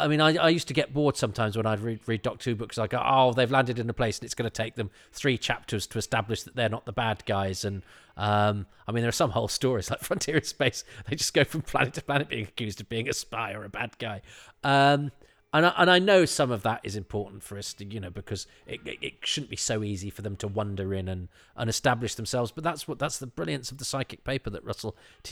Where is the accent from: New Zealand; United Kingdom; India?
United Kingdom; Midlands; I'm from the Midlands